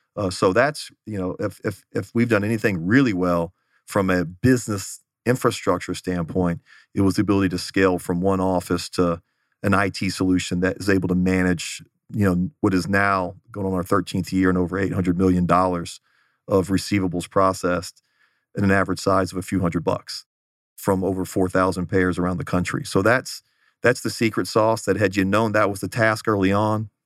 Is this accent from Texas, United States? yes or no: yes; Houston, Texas, United States; moved away as an adult; also born or lived in Los Angeles; now in Phoenix, United States; grew up in the Houston area